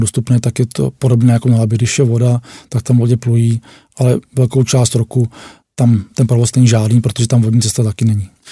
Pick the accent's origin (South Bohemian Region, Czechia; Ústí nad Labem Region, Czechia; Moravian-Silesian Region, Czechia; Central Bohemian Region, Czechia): Ústí nad Labem Region, Czechia; Děčín; pocházím z Děčína a Děčín vlastně bylo takové hlavní město šífáků